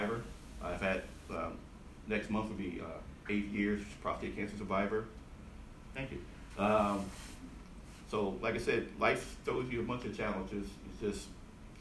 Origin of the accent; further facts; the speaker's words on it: Buffalo, New York, United States; moved away as an adult; East side of Buffalo